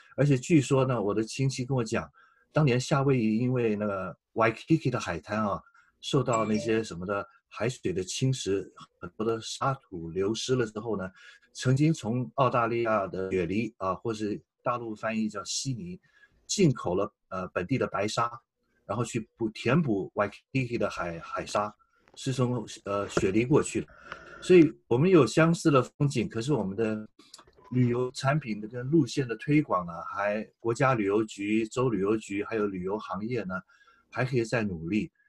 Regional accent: Taiwan; moved away as an adult; now in Australia; 我是台湾来的中国人

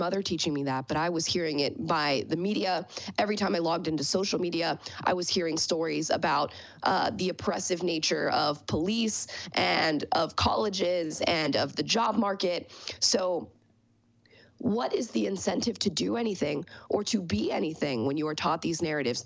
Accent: Eustis, Florida, United States; I grew up in a small town called Eustis in Florida, and I was raised by a single mother of three there

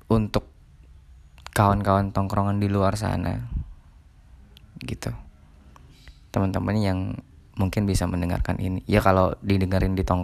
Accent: Ketapang, West Kalimantan, Indonesia; first language Malay; Indonesian is a second language; saya dari Ketapang Kalimantan Barat saya biasa berbahasa Melayu cuman ya sedang belajar juga berbahasa Indonesia yang baik

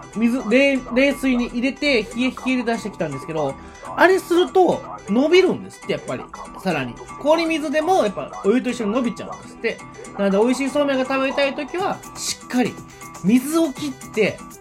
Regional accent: Nara, Japan; 私奈良出身

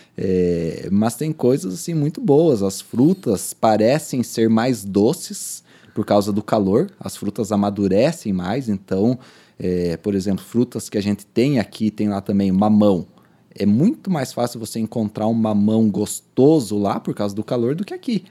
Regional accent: Pato Branco, Paraná, Brazil; also born or lived in Recife; nós sulistas, eu sou nascido em Pato Branco

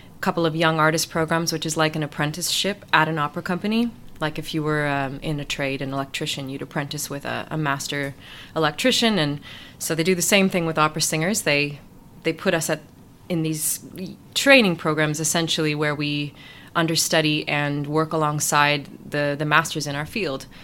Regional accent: Ottawa, Ontario, Canada; moved away as an adult; also born or lived in New York; now in Leeds, United Kingdom; lots of little musical theater shows in my hometown in Ottawa

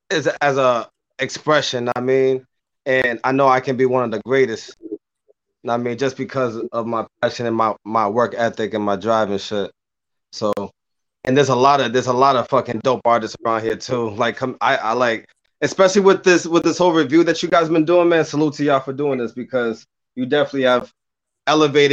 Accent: Cambridge, Boston, Massachusetts, United States; moved away; I was born in Cambridge, Boston. I mean, shout out to Boston, 617. I mean, raised in 978

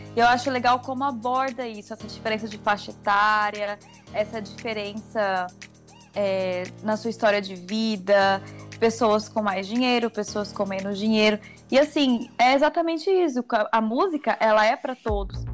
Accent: Campo Grande, Mato Grosso do Sul, Brazil; eu sou aqui de Campo Grande, Mato Grosso do Sul

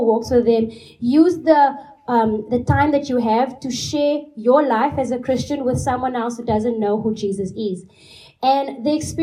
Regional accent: Cape Town, Western Cape, South Africa; moved away as an adult; now in Portugal; I'm from South Africa, and I'm from the big city of Cape Town

